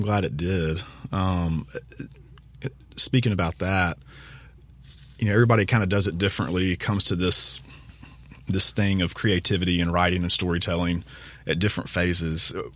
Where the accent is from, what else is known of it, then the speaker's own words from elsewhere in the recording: Vicksburg, Mississippi, United States; I grew up in Vicksburg